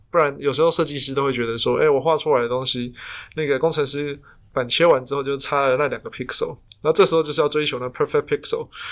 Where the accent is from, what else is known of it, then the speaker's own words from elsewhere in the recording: Taiwan; 我们台湾人